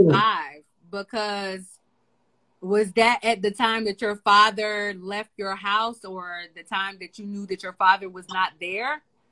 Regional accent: the South, United States; I grew up in the South

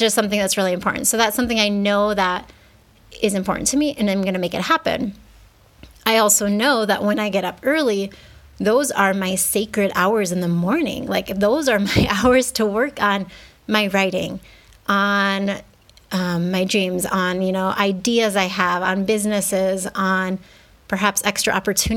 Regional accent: United States; moved away as an adult; now in Mexico; I grew up in the States

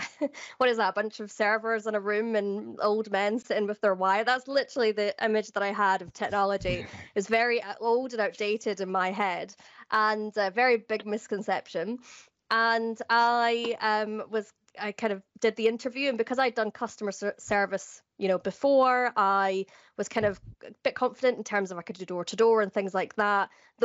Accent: Edinburgh, Scotland, United Kingdom; also born or lived in Fife / Glasgow / Doncaster / London; now in Cardiff, United Kingdom; I live currently in Cardiff in South Wales, but I am from Edinburgh originally, but I've also lived in Fife, Glasgow, Doncaster and London.

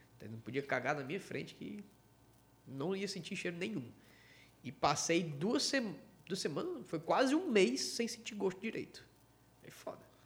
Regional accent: Ceará, Brazil; eu, cearense

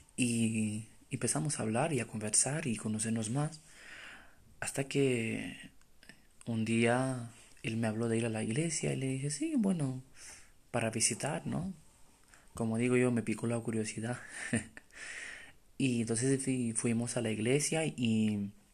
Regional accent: Romania; moved away as an adult; now in Spain; soy de Rumanía

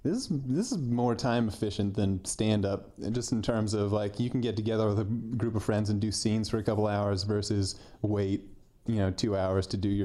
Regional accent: Houston, Texas, United States; born or raised there; also born or lived in Austin

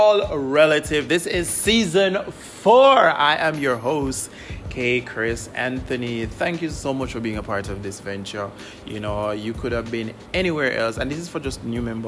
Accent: Jamaica; I am Jamaican. I am recording my podcast from Jamaica as well.

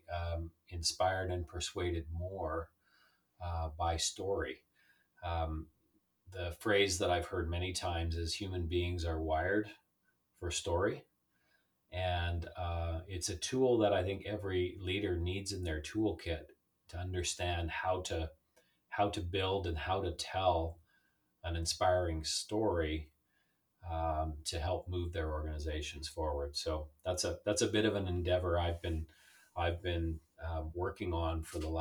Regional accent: Calgary, Alberta, Canada; born or raised there; also born or lived in Southern Ontario

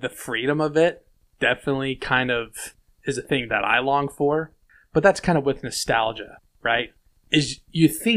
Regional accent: the West, United States; I'm from the West. I'm also American.

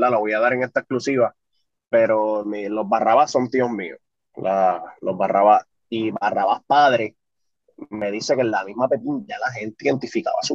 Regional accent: Bayamón, Puerto Rico; Yo, yo soy de barrio, soy de Vallejo.

